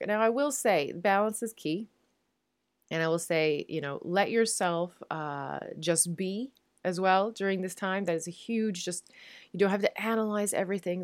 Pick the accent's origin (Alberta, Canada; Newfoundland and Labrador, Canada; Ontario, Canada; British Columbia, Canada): Newfoundland and Labrador, Canada; moved away as an adult; now in Netherlands; I am a Newfoundlander and Canadian, and I'm coming to you from a city just south of Amsterdam in the Netherlands